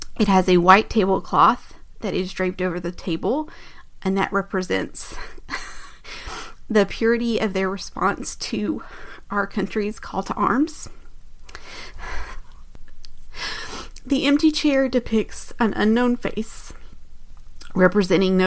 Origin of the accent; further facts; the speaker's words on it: United States; as an American